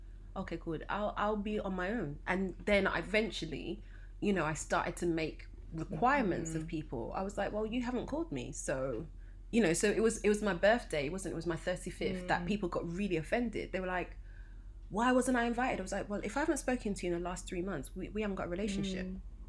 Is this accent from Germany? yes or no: no; Nigeria; Especially as a Nigerian eldest child.